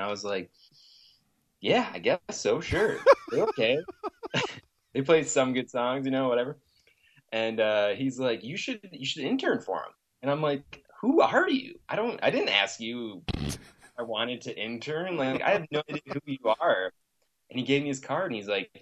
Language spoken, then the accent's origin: English; Grand Rapids, Michigan, United States; moved away as an adult; now in Los Angeles, United States; I was born and raised in Grand Rapids for 26 years.